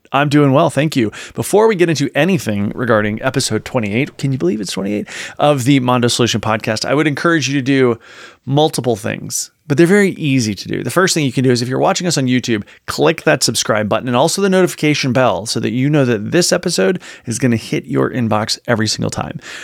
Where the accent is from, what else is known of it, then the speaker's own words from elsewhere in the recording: Virginia, United States; moved away; I'm from the South, from Virginia originally